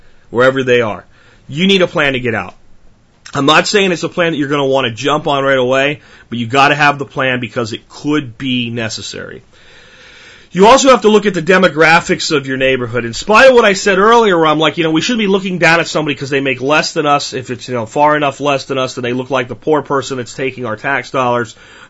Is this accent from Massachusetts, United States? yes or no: no; Jacksonville, Florida, United States; also born or lived in Pennsylvania; I grew up some in Jacksonville, Florida, which is a big city and has some really bad, bad places in it, and out in the country in Pennsylvania.